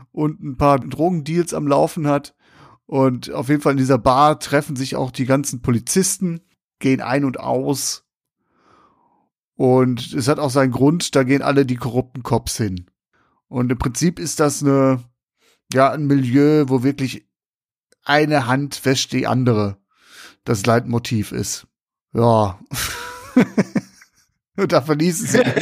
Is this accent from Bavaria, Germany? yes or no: no; Essen, North Rhine-Westphalia, Germany; ich komme aus Essen Nord, komme ich.